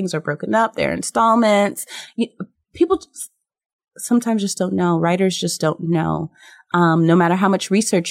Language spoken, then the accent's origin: English; New York City, New York, United States; I was born in New York City